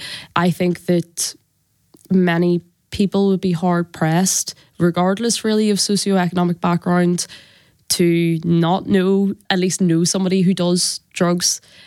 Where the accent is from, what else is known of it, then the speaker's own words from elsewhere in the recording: Belfast, Northern Ireland, United Kingdom; I am from North Belfast. I was born 2 years after the agreement